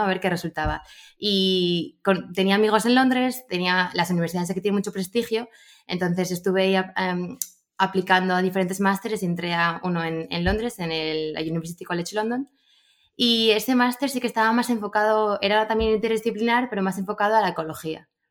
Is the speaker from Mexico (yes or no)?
no; Gijón, Asturias, Spain; Yo soy de Gijón